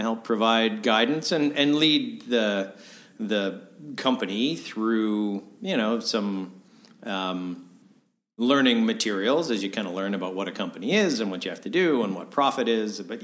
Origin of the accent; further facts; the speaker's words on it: Winnipeg, Manitoba, Canada; moved away as an adult; also born or lived in Brandon, Manitoba / Kingston, Ontario / New York / Toronto; I was born in Brandon, Manitoba, and lived there till kind of grade 6, and then spent my junior high and high school years in Winnipeg